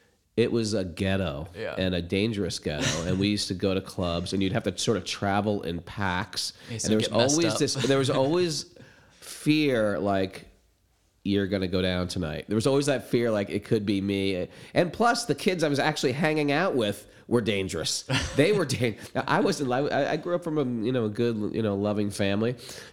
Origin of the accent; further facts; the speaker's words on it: Connecticut, United States; Oh, where I grew up. I grew up in Connecticut, like a regular small suburban town, big Italian family, six out of seven kids.